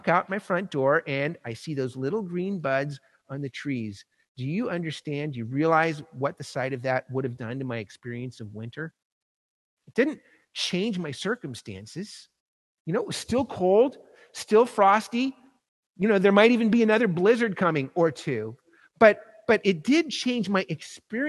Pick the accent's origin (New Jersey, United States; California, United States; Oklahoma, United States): California, United States; Southern; moved away; also born or lived in New York; I grew up in Southern California